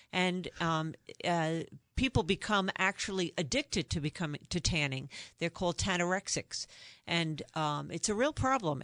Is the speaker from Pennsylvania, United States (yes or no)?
no; New York, United States; I'm originally from New York. You can probably tell from my accent